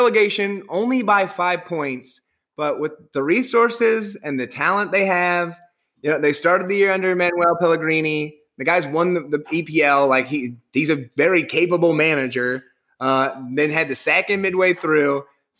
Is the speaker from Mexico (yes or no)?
no; Ireland; As an Irishman